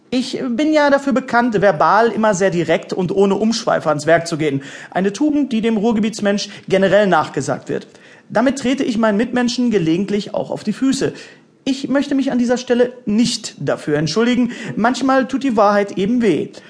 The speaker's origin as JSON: {"language": "German", "town": "Bochum", "region": "North Rhine-Westphalia", "country": "Germany", "tie": "born or raised there", "said": "Erstens bin ich hier geboren. Zweitens bin ich nie weggekommen. Und drittens bin ich hier geblieben."}